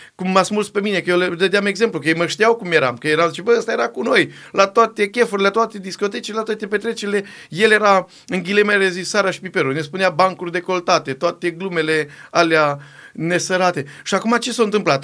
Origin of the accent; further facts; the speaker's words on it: Borșa, Maramureș County, Romania; now in Timișoara, Romania; prin Maramureș, de unde sunt eu deloc, am venit în Banat, în Timișoara